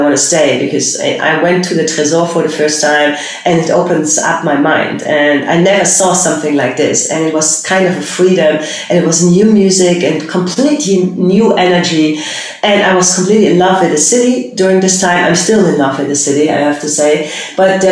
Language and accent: English; Cologne, North Rhine-Westphalia, Germany; now in Berlin, Germany; I'm born and raised in Cologne.